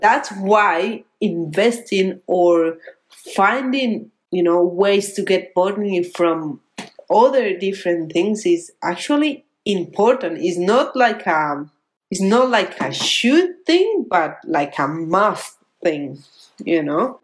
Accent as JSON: {"language": "English", "country": "Colombia", "second_language": "English", "moved": "as an adult", "lives_now": "Australia", "said": "I'm living now in Australia and I'm getting pesos from Colombia"}